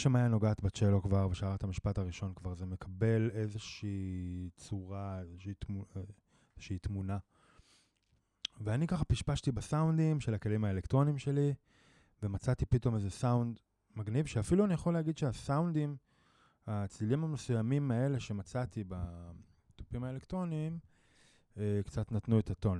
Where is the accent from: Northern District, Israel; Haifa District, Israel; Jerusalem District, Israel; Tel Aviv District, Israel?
Northern District, Israel; Jezreel Valley; moved away; אני מוזיקאי אה, מתופף, אה, במקור מהצפון, מעמק יזרעאל